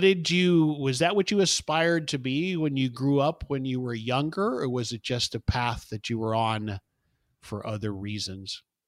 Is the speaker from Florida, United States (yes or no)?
yes; South Florida, United States; moved away as an adult; also born or lived in Houston; now in Dallas, United States; I, I actually was born in Houston, but grew up in South Florida